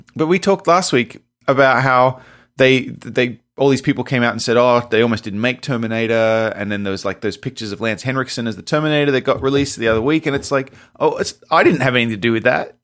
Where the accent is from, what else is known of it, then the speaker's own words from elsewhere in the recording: Australia; accent: Australian; he could tell by my accent, I was from Australia